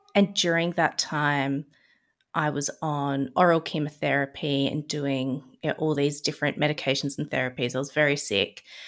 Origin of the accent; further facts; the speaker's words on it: Adelaide, South Australia, Australia; moved away as an adult; also born or lived in Melbourne, Victoria; I'm from Adelaide, South Australia, and I moved to Melbourne